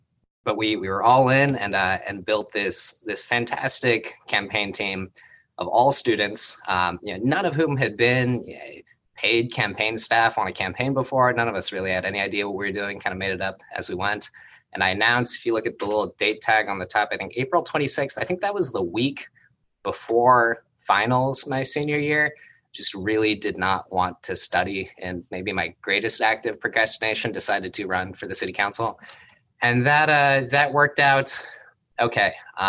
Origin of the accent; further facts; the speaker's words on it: St. Louis, Missouri, United States; now in Berkeley, United States; And so I moved here from St. Louis.